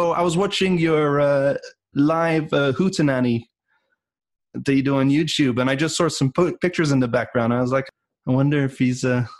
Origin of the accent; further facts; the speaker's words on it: Switzerland; I'm originally from Switzerland, and I grew up in my grandfather's house when he moved to Switzerland.